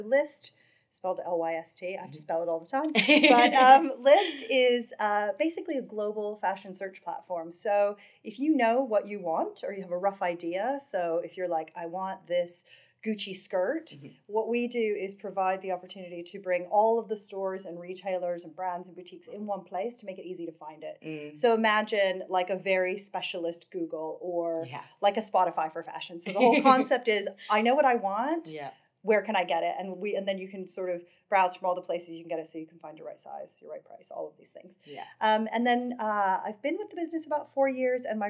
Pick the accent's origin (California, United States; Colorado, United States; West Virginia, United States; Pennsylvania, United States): West Virginia, United States; moved away; I grew up in West Virginia. I grew up in a really small town